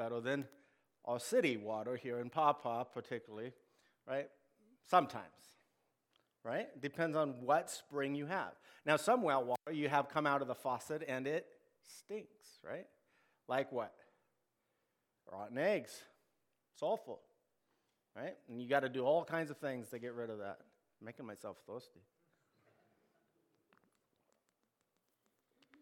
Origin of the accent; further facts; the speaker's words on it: United States; We, as Americans